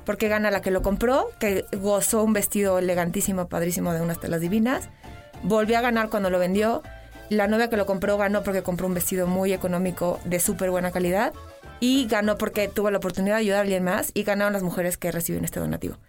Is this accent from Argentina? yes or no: no; Mexico; somos mexicanos